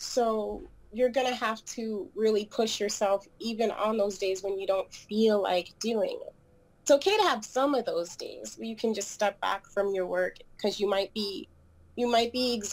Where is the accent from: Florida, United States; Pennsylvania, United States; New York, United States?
New York, United States; New York City; moved away; I was born in New York City, and I've been back and forth between it